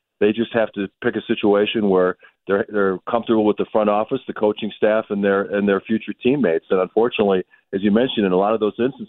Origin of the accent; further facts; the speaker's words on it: Milwaukee, Wisconsin, United States; I remember growing up in Milwaukee in the 80s